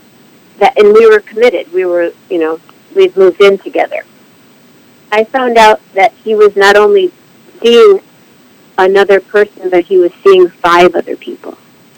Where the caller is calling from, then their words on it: Berkeley, California, United States; I'm calling from Berkeley, California.